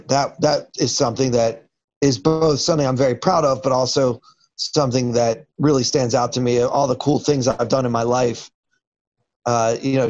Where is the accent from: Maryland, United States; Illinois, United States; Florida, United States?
Maryland, United States; Baltimore; moved away as an adult; now in New York City, United States; I grew up in Baltimore